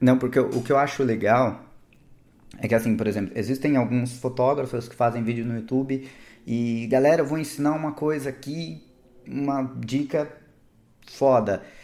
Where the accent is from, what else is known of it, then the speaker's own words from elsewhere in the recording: Ubatuba, São Paulo, Brazil; fui morar em Ubatuba